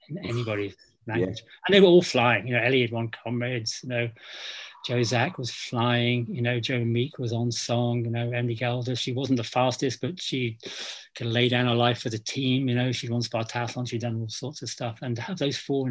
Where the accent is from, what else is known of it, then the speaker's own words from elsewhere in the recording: England, United Kingdom; now in Scotland, United Kingdom; I'm not Scottish, I'm English, but I've lived in Scotland long enough